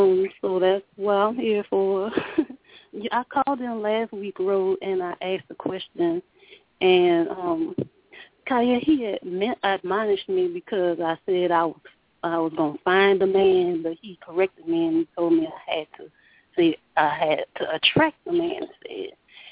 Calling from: Louisiana, United States; This is …. I'm calling from Louisiana.

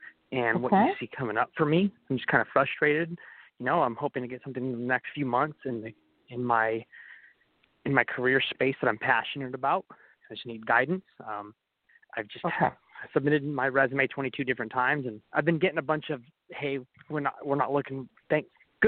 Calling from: California, United States; I'm calling from California.

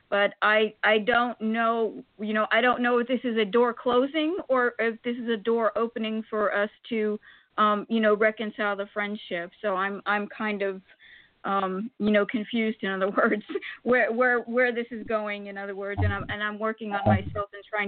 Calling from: Florida, United States; I'm calling from Florida.

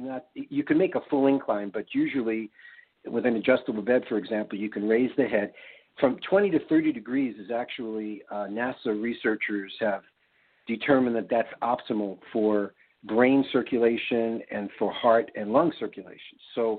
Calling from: Oregon, United States; also born or lived in Hawaii; Actually, I'm calling in from Oregon. It's really kind of ironic that I'm in Oregon. I used to live in Hawaii, and we actually moved to Hawaii over 20 years ago for situations just like this.

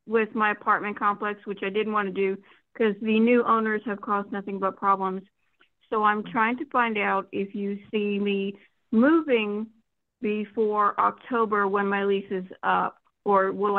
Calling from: Florida, United States; I'm calling from Florida.

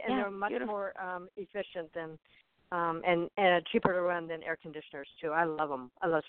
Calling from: Arizona, United States; Arizona. hot Arizona.

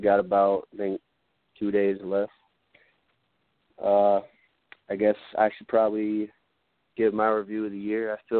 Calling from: Michigan, United States; I'm calling from Michigan.

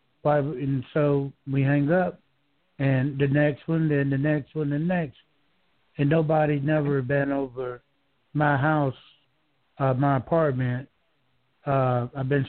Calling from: Georgia, United States; I'm calling from Georgia

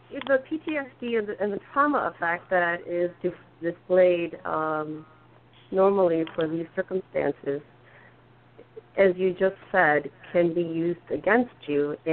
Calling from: Michigan, United States; I'm …. I'm from Oakland County, Michigan.

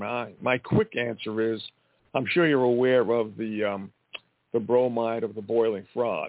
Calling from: Montana, United States

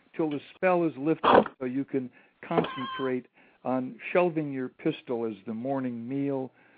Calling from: Santa Monica, California, United States; This is in Santa Monica, a blocked call in Santa Monica.

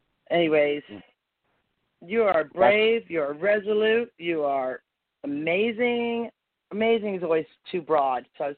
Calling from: Nashville, Tennessee, United States; We are praising you from Nashville, Tennessee.

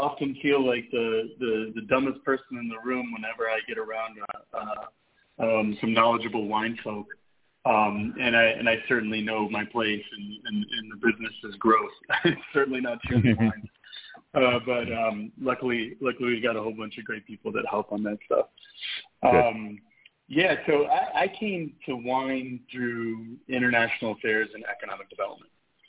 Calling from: Mexico City, Mexico; I'm calling from Mexico City, actually.

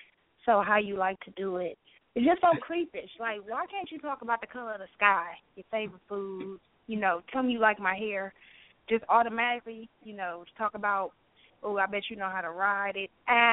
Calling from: Milwaukee, Wisconsin, United States; calling from Milwaukee.

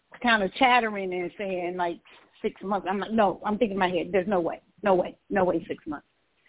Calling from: Georgia, United States; I'm calling from Georgia.

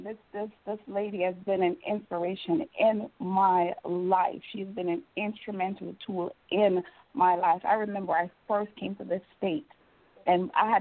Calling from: Richmond, North Carolina, United States; I'm calling from Richmond, North Carolina.

